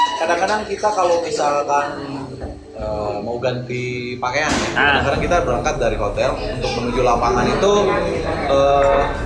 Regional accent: Garut, West Java, Indonesia

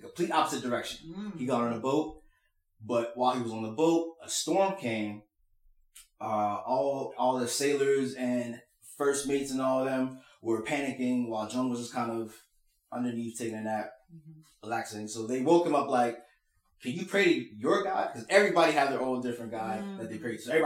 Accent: Indiana, Pennsylvania, United States; we grew up in Indiana, Pennsylvania.

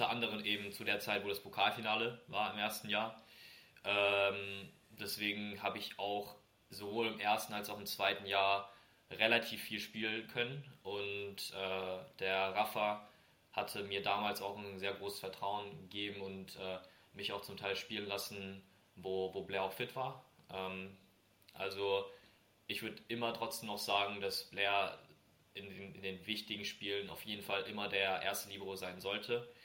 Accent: Kriftel, Hesse, Germany; Er kommt ja aus Mainz, ich komme ja aus Kriftel quasi aus der Nähe.

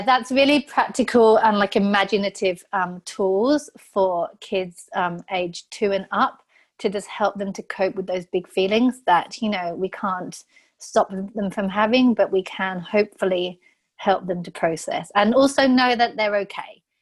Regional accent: England, United Kingdom; I'm so English.

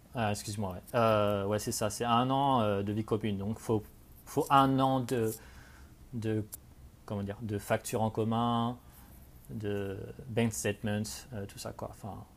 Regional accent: Cognac, Nouvelle-Aquitaine, France; moved away as an adult; also born or lived in Paris / Canada / England; now in Melbourne, Australia; je viens de Cognac en Charente

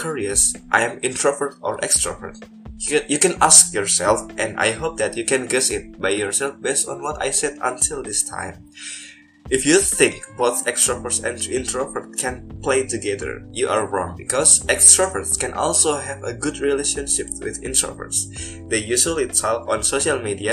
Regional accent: Banyumas, Central Java, Indonesia; my hometown, Banyumas.

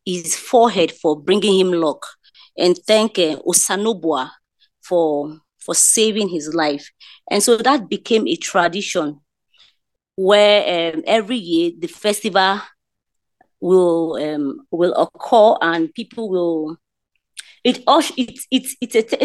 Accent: Benin City, Edo, Nigeria; now in Port Harcourt, Nigeria; I'm a Nigerian. I'm from Edo State. I'm based in Port Harcourt

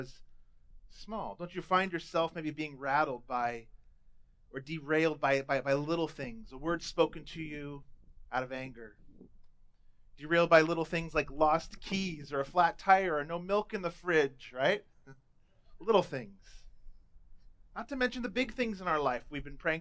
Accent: Southern California, United States; I was a teenager growing up in Southern California

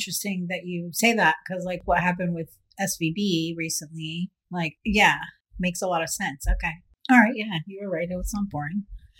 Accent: United States; now in Canada; and I say our because I'm American, even though I live here in Canada

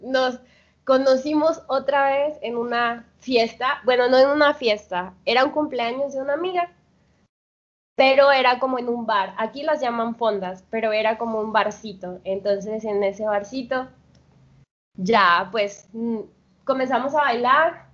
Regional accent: Veracruz, Mexico; moved away as an adult; now in Colombia; Soy jarocha

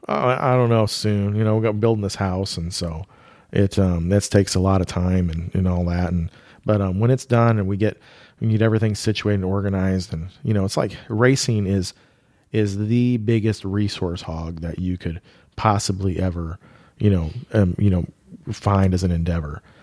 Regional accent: Iowa, United States; we grew up in Iowa

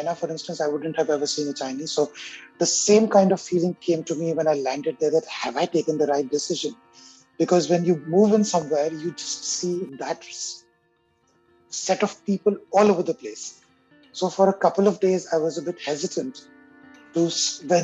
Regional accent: India; first language Hindi; English is a second language; moved away as an adult; also born or lived in Africa / Egypt; now in Montreal, Canada; I was born in India

